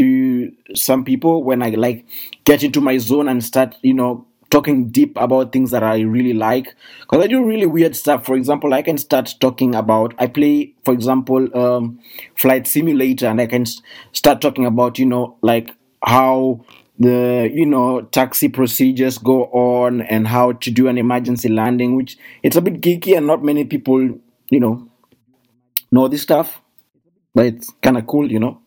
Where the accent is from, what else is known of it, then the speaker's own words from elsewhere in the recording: Kenya; now in Germany; I come from Kenya and currently I live in Germany